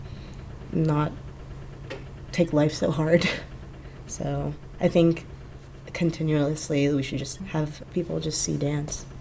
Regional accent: Washington, United States; I'm from Washington State

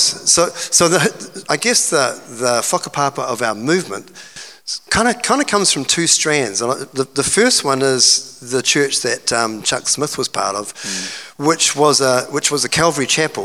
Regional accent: Hawke's Bay, New Zealand; moved away as an adult; also born or lived in Auckland; I grew up in Hawke's Bay

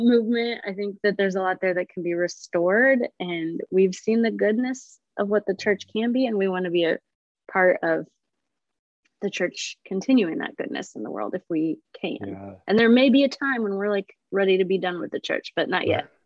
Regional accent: Illinois, United States; moved away as an adult; also born or lived in Nashville, Tennessee; now in Minnesota, United States; we moved from Nashville to Illinois, back to my hometown

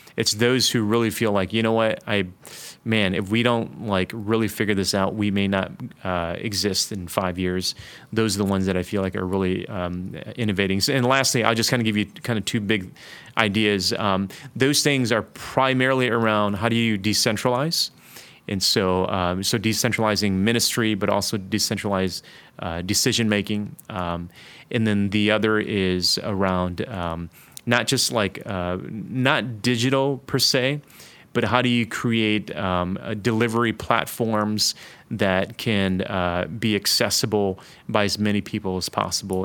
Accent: Detroit, Michigan, United States; moved away as an adult; also born or lived in Toronto; I grew up in inner city Detroit.

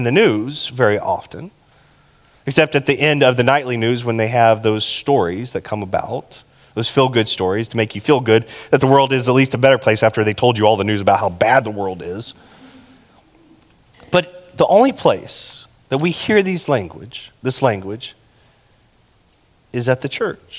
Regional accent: Texas, United States; I'm from Texas, and we don't do good with metaphors

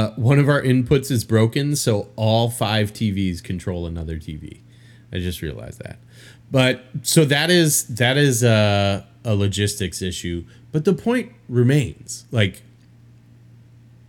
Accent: Illinois, United States; now in New Orleans, United States; I'm from Illinois

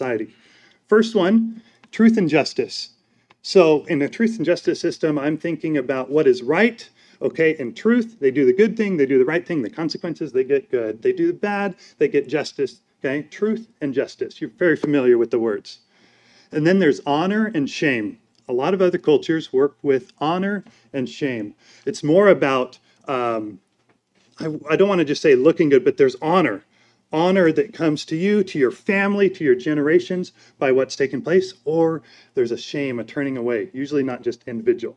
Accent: United States; I'm an American

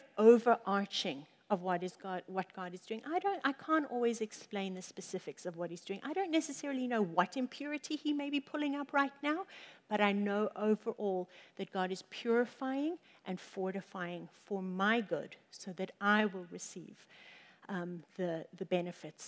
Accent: Johannesburg, Gauteng, South Africa; the city that we grew up in South Africa is 50% of the world's gold is from Johannesburg. And so we grew up around gold.

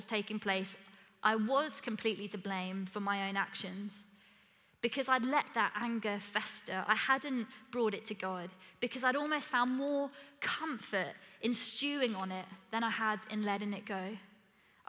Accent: Essex, East of England, United Kingdom; I'm from Essex

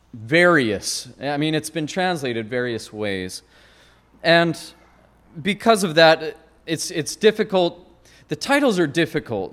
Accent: Great Falls, Montana, United States; moved away; not far from my hometown in Great Falls, and we used to go spelunking

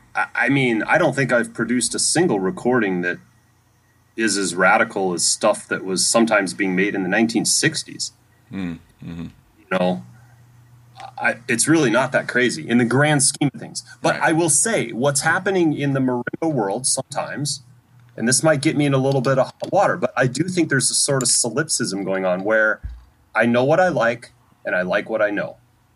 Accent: Idaho, United States; moved away as an adult; also born or lived in Michigan; I grew up in Idaho, and I did not grow up in a musical family.

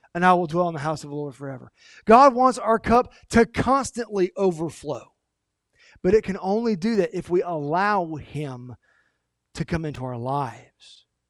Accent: United States; We, as Americans, not just as American Christians, but as Americans

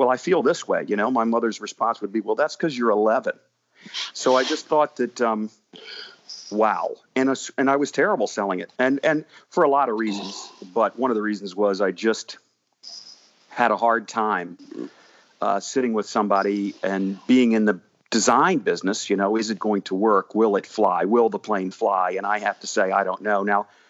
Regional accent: Washington, District of Columbia, United States; It was in my hometown in Washington, D.C.

